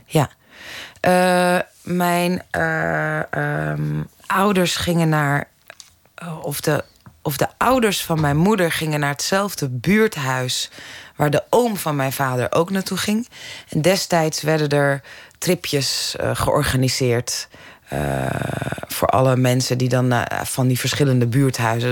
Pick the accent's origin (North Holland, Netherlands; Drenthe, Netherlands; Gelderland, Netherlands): North Holland, Netherlands; Zaandam; also born or lived in Amsterdam; ik ben in Amsterdam geboren, in Zaandam opgegroeid